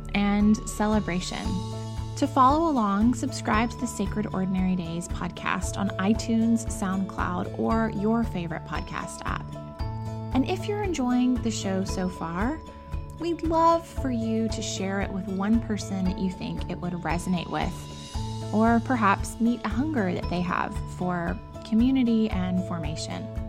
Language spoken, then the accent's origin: English; Savannah, Georgia, United States; growing up in Savannah, we had ours out at the arena near our little church